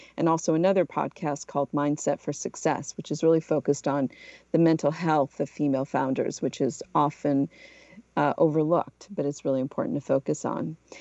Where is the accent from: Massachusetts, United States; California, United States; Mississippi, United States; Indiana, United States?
Massachusetts, United States; New Bedford; moved away as an adult; also born or lived in Portugal / Philadelphia / New York / Los Angeles; I'm originally from Portugal. I moved to the United States when I was a little kid and grew up in New Bedford, Massachusetts, where I went to high school